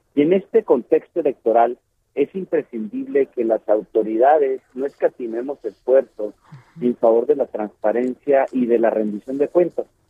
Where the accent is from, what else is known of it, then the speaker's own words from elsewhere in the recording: Mexico; nosotros como mexicanas y mexicanos